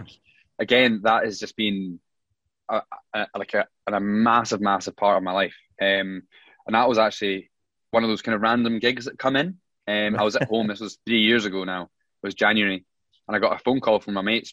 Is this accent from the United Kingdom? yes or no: yes; Scotland, United Kingdom; a Scottish piper